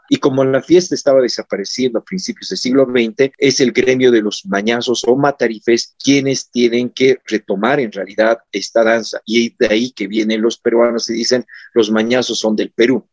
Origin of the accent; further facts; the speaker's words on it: Oruro, Bolivia; Yo soy muy orureño